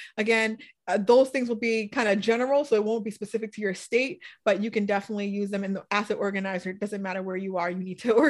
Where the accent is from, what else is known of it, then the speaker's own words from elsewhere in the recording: New England, United States; But I love my snow because I'm from New England.